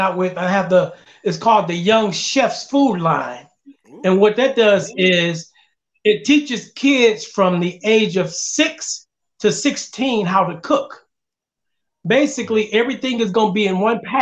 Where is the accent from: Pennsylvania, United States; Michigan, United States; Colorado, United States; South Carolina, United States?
Michigan, United States; Detroit; now in Memphis, United States; my hometown because I brought Detroit to Memphis